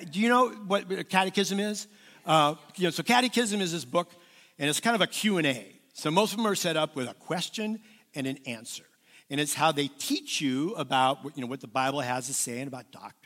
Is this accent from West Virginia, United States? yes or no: no; Southern California, United States; I was raised in Southern California